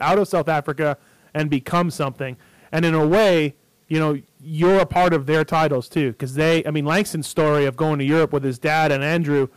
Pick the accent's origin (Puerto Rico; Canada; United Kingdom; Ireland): Canada; I'm Canadian